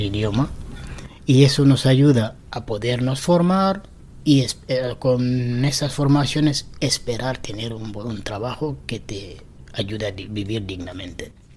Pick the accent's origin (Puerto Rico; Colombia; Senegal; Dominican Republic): Senegal; Spanish is a second language; also born or lived in Barcelona, Spain / Madrid, Spain; now in Spain; yo soy de Senegal. Llegué aquí en España en 2006